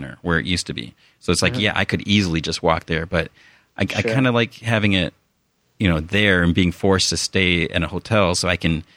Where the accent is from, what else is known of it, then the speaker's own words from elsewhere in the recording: Chicago, Illinois, United States; moved away; I'm originally from Chicago, the Chicago area, suburbs.